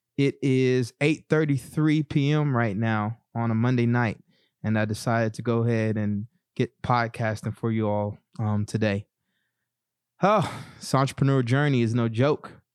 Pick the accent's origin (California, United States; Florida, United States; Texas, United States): Texas, United States; East; growing up in East Texas